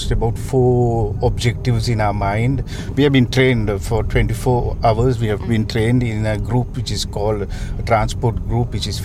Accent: Sri Lanka; now in Paris, France; I'm from Sri Lanka.

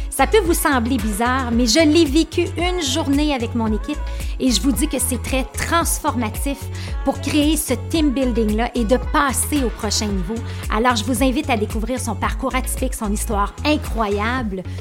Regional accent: Belgium; accent: Belgian; moved away

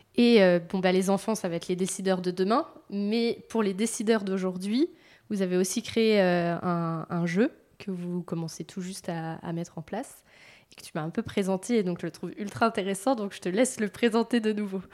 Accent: Vendée, Pays de la Loire, France; je viens de Vendée

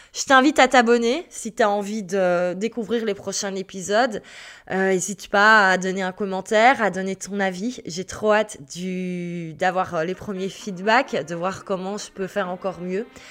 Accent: Belgium; also born or lived in Brussels; Je suis belge, j'habite à Bruxelles

